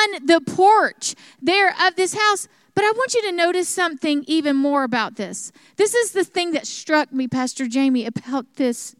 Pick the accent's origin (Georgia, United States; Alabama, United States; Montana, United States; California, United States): Alabama, United States; South; moved away; where I grew up in South Alabama